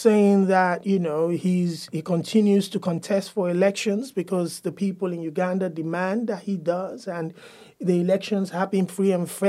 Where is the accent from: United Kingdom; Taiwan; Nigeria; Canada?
Nigeria; I grew up in Nigeria.